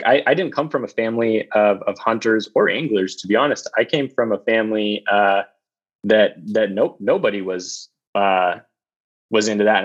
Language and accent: English; Novato, California, United States; also born or lived in East Coast / San Diego; I was born on the East Coast, but primarily grew up in California, in the Bay Area. So I grew up in, on the edge of Marin and Sonoma County, in a town called Novato.